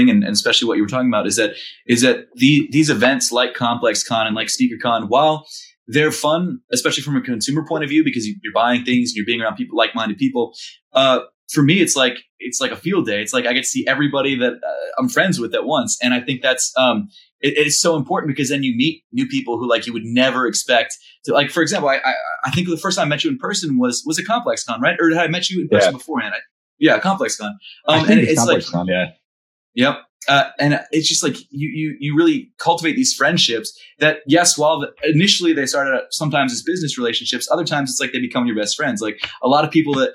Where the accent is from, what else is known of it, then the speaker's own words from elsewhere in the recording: Baltimore, Maryland, United States; also born or lived in New York; now in Philadelphia, United States; I'm from Baltimore originally